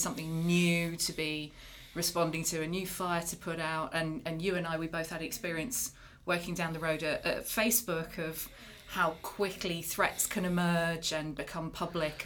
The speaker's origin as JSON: {"language": "English", "country": "United Kingdom", "said": "as a Brit"}